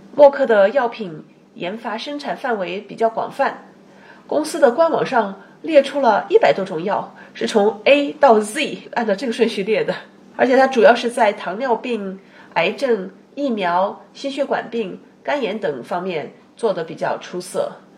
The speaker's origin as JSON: {"language": "Chinese", "country": "China", "also_born_or_lived": "Boston, United States", "moved": "yes", "lives_now": "Seattle, United States", "said": "尤其是针对我们中国人，可以从哪些方面刻意的去提升自己？"}